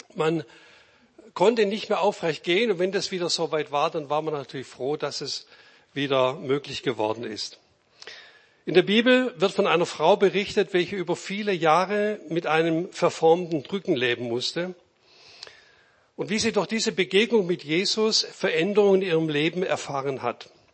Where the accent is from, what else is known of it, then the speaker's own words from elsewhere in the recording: Reutlingen, Baden-Württemberg, Germany; ich bin auch Schwabe